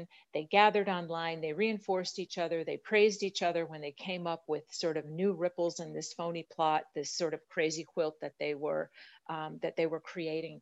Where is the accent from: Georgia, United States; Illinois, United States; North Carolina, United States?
Illinois, United States; Mendota; moved away; I actually spent a bunch of years growing up in Mendota, Illinois